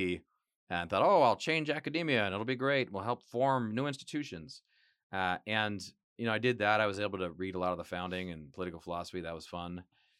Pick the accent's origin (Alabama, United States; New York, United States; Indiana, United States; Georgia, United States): New York, United States; Johnson City; born there; also born or lived in Buffalo / Harrisburg, Pennsylvania / Northern Virginia / Michigan; now in Texas, United States; I was born in Western New York, Johnson City, Binghamton.